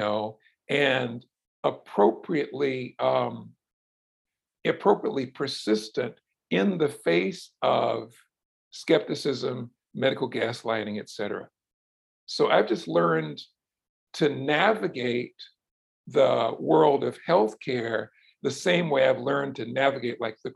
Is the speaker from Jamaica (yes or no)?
no; Brunswick, Georgia, United States; now in Louisville, United States; I grew up in South Georgia in the 60s and 70s, and just in the heart of the Deep South